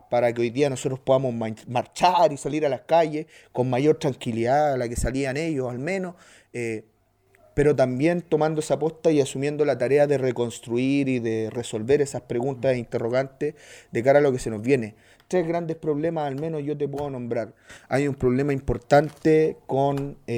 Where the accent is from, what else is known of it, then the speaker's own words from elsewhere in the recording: Colombia; A los que nos gusta el fútbol, que ser madre, yo que soy colombiano, que ser madre era malo.